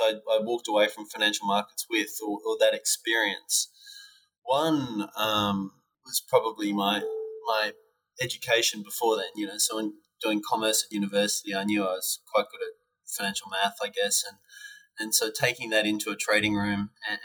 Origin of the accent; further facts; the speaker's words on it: Brisbane, Queensland, Australia; my hometown of Brisbane when I was at university